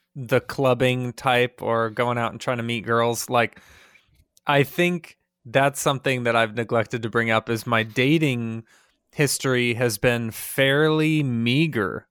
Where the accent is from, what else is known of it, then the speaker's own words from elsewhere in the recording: United States; as an American